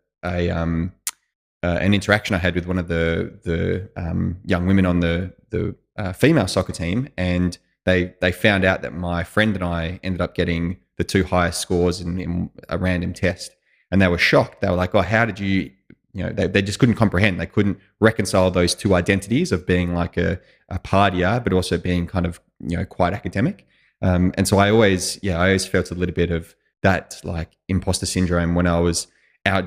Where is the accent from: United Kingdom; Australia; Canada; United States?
Australia; moved away as an adult; I was from Australia